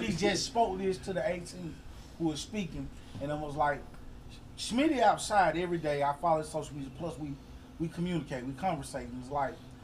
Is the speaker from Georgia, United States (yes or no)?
yes; Atlanta, Georgia, United States; I'm from the West